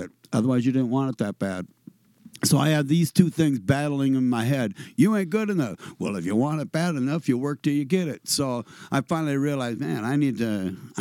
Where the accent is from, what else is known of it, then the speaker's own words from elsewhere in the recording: Red Wing, Minnesota, United States; I grew up in Red Wing, Minnesota